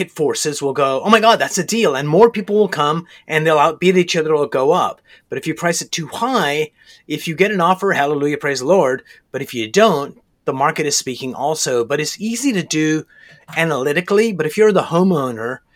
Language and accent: English; Canada; I'm a Canadian